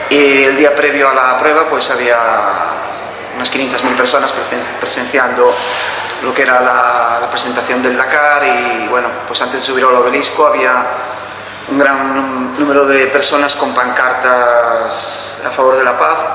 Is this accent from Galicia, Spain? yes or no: yes; A Coruña, Costa da Morte, Galicia, Spain; soy de aquí de La Coruña, de la zona de Costa de la Morte.